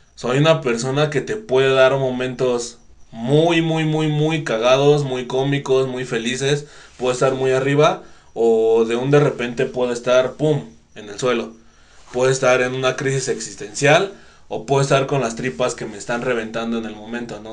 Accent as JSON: {"language": "Spanish", "country": "Mexico", "said": "somos mexicanos"}